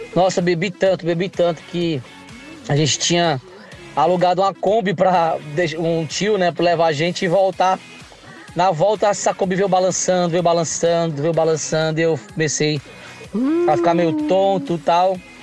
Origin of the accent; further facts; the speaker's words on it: Fortaleza, Ceará, Brazil; now in Florianópolis, Brazil; sou de Fortaleza, né? Eu moro aqui em Floripa já há seis anos